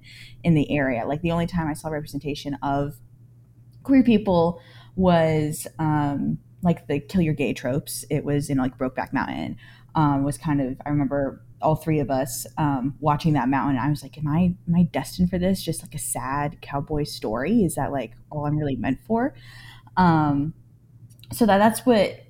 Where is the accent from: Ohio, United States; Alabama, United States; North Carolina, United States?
North Carolina, United States; Moore County; I lived in Moore County for about 20 years now.